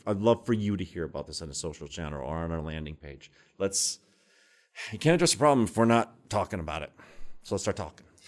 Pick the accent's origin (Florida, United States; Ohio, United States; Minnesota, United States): Minnesota, United States; now in Baltimore, United States; I'm from Minnesota